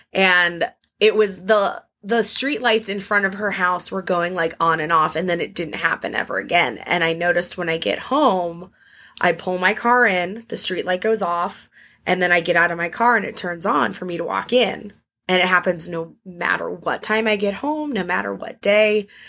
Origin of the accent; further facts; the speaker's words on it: Arizona, United States; now in Washington, D.C., United States; I grew up in Arizona and we have, like, a little ghost town down the road